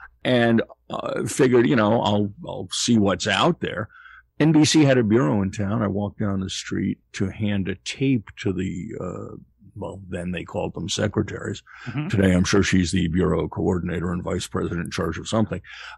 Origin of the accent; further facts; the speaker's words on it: Greenfield, Massachusetts, United States; also born or lived in Queens, New York; I grew up in Western Massachusetts. My parents were originally from New York. I was born in Queens, but they escaped to allow us to grow up in a more rural environment. Greenfield is 12 miles south of where Vermont, New Hampshire, and Massachusetts come together